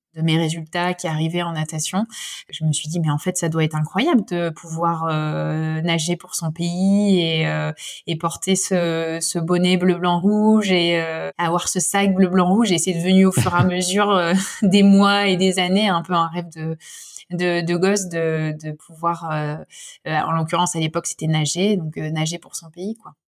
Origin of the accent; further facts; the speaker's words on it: Lille, Hauts-de-France, France; moved away as an adult; now in Lyon, France; Je suis lilloise d'origine